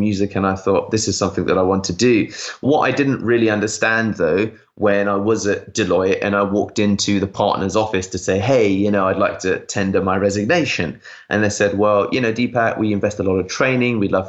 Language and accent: English; United Kingdom; I'm British Indian